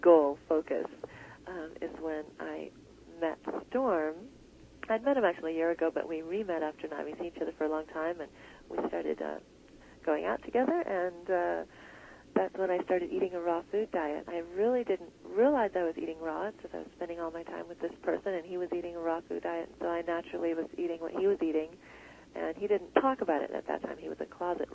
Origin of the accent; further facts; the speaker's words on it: United States; the standard fare that we grew up with here in America